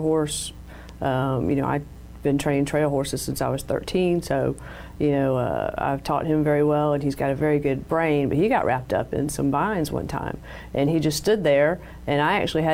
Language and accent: English; Jacksonville, Florida, United States; I grew up in Jacksonville, Florida.